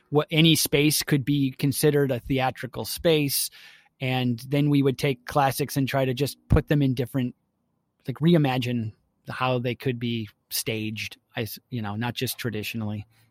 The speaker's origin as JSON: {"language": "English", "town": "Milwaukee", "region": "Wisconsin", "country": "United States", "tie": "born or raised there", "said": "I grew up in Milwaukee, Wisconsin"}